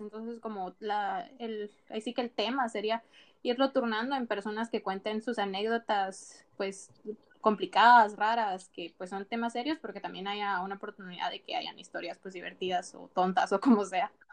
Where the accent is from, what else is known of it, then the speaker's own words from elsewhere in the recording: Guatemala; now in Spain; yo soy de Guatemala, mi país es bien pequeño